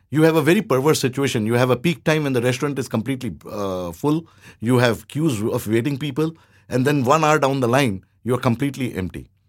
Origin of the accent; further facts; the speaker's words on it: India; now in Thailand; I'm Indian